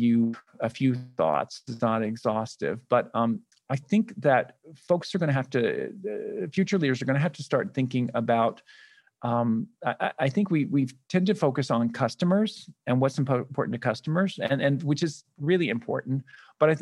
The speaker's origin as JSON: {"language": "English", "town": "Birmingham", "region": "Alabama", "country": "United States", "tie": "born or raised there", "moved": "yes", "lives_now": "New York, United States", "said": "I grew up in Birmingham, Alabama. So I'm a Southern boy."}